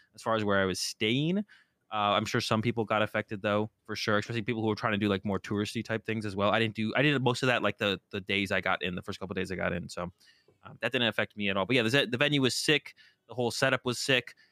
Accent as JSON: {"language": "English", "town": "Boston", "region": "Massachusetts", "country": "United States", "moved": "yes", "said": "I'm originally from Boston"}